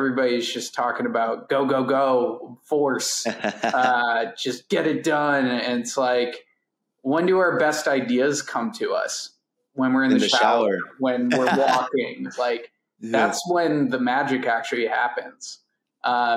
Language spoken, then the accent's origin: English; Cleveland, Ohio, United States; I grew up in Cleveland, Ohio